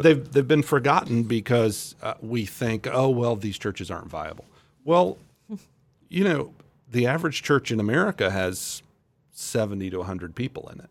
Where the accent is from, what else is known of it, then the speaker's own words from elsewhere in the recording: Central Florida, United States; moved away as an adult; now in Topeka, United States; my wife and I both were born and raised in Central Florida